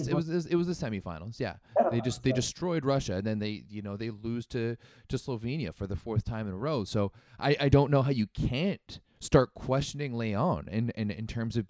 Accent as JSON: {"language": "English", "country": "Canada", "said": "as a Canadian"}